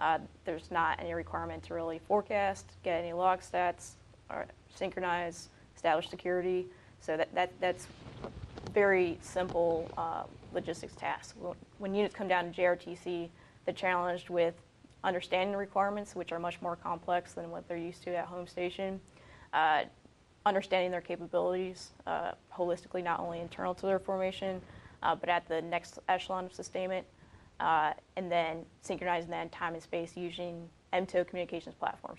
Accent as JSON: {"language": "English", "region": "Minnesota", "country": "United States", "tie": "born or raised there", "moved": "yes", "said": "I grew up in Minnesota."}